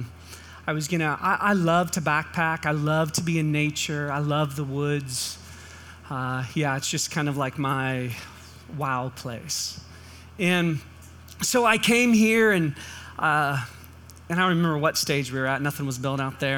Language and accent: English; California, United States; moved away; we grew up in California